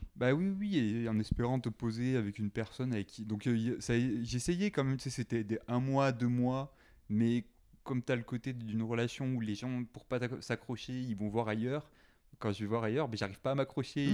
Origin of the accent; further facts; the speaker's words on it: Carcassonne, Occitania, France; first language French; moved away as an adult; also born or lived in Saint-Étienne / Paris / Toulouse; now in Montreal, Canada; originellement, je viens de Carcassonne, dans le sud de la France. Euh, je suis resté en France, dans cet endroit, jusqu'à 17 ans